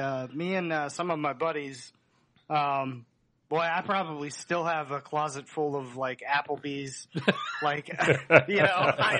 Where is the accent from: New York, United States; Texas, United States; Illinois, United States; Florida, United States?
Florida, United States; Dunedin; moved away; also born or lived in Maggie Valley, North Carolina; I was born in Dunedin. Moved to North Carolina.